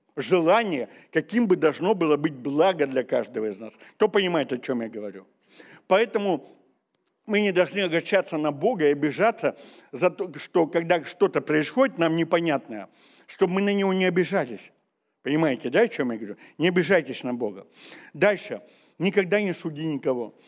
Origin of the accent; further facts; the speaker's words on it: Siberia, Russia; мы сибиряки